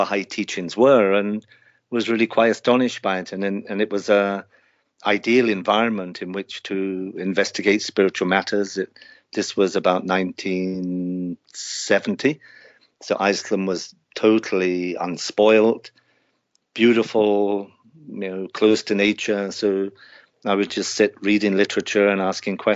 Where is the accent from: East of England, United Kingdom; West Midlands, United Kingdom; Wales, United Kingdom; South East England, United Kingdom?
South East England, United Kingdom; Kent; moved away as an adult; now in Guyana; I grew up in Kent in the south of England